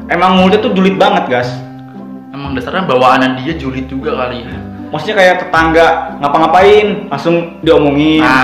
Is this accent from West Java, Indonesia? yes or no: no; Tangerang, Banten, Indonesia; kan waktu zaman gue SMA cari sekolah nih hmm. kan emang di daerah gue itu kan Tangerang kabupaten sama kota tuh beda nih